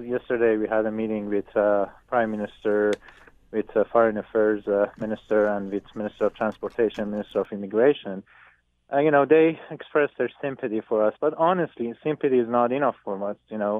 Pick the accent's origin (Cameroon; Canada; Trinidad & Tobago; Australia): Canada; English is a second language; as a Canadian, now I have to work with Ukrainian prosecutor office to move this criminal case forward.